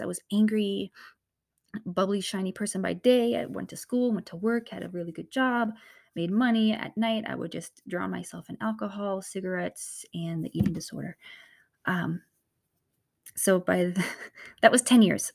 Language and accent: English; north of Boston, Massachusetts, United States; I'm from the East Coast. I'm from, um, an area north of Boston